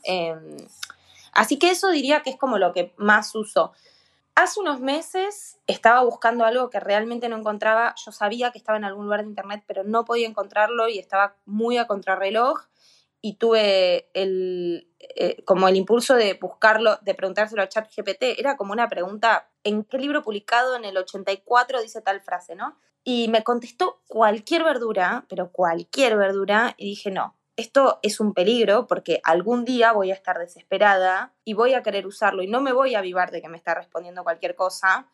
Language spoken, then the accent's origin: Spanish; Argentina; en mi país